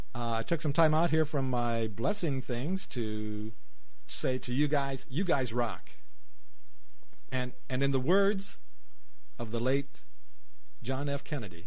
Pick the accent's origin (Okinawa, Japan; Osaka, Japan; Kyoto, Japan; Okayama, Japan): Okayama, Japan; We are from Okayama, though. A very nice place.